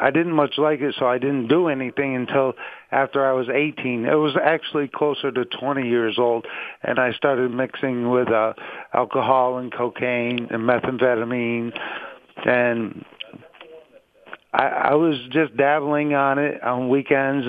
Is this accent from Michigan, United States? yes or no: no; Pittsfield, Massachusetts, United States; I was born in Pittsfield, Massachusetts, and I was one of four children